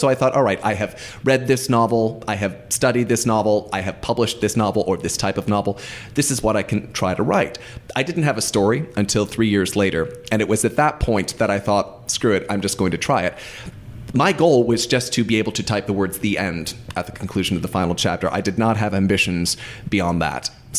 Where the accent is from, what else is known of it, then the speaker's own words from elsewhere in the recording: United States; As an American